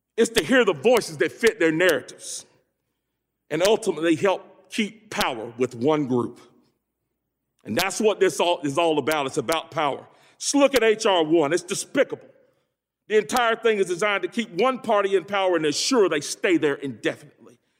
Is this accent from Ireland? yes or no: no; Greensboro, North Carolina, United States; I hail from Greensboro, home of the Woolworth Sit-Ins, an epicenter of the civil rights movement. I grew up poor as the ninth of ten children